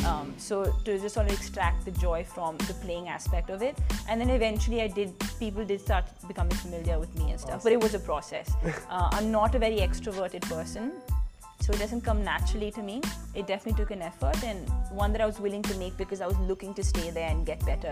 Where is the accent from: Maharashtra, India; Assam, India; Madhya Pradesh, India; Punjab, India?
Punjab, India; And I feel like in my very core, I am very Indian, very desi.